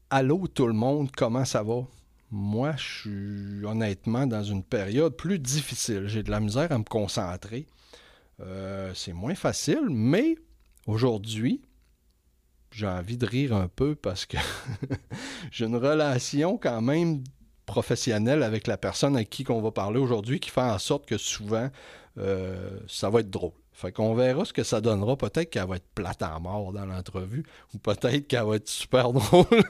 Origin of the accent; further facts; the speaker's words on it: Quebec, Canada; je suis retourné au Saguenay-Lac-Saint-Jean dans ma région natale